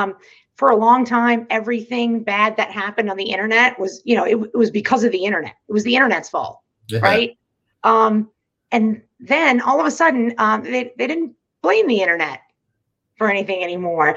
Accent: United States; we're American

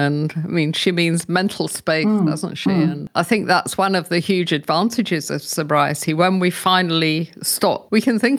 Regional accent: England, United Kingdom; moved away as an adult; because when I came here from England, I was much older. I was 50, but I was drinking a lot in those days.

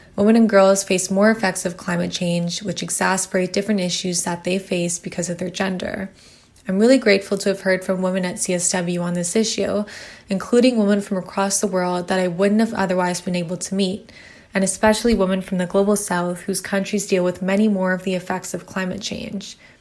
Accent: Ottawa, Ontario, Canada; also born or lived in Kingston; previously did my undergrad in Ottawa, which is my hometown

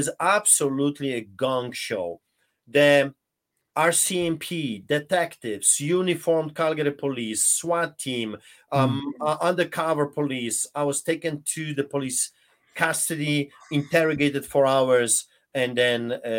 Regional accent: Poland; English is a second language; now in Canada; listen to my accent. I grew up behind the Iron Curtain under the boots of the Soviets during the Soviet occupation of Poland.

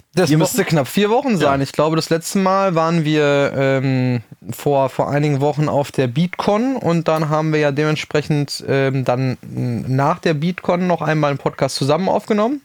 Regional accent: Rüthen, North Rhine-Westphalia, Germany; ich komme aus dem Sauerland

